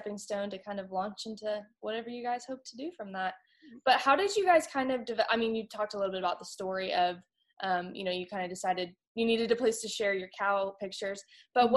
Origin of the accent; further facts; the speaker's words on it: California, United States; moved away as an adult; now in Texas, United States; I'm originally from California and then came to Texas for school